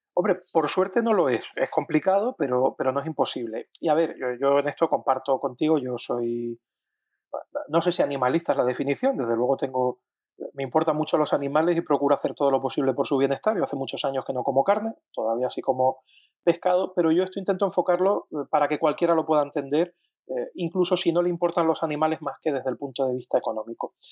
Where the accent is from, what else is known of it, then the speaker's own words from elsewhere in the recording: Canary Islands, Spain; yo, que soy canario digo guagua